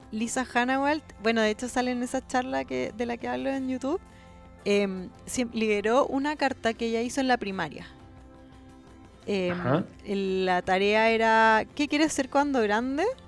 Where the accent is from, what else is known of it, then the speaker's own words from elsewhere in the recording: Chile; De Chile